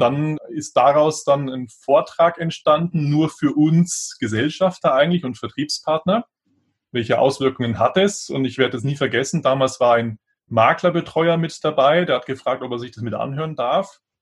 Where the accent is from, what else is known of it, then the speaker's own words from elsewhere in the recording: Munich, Bavaria, Germany; also born or lived in Gräfelfing; Also geboren bin ich in Grefelfing, das ist ein Vorort von München, aber der ist inzwischen fast schon eingewachsen. Also es gehört mhm. schon fast zu München dazu. Aber das war nur die Geburtsklinik und dann ja, aufgewachsen, dann eben in München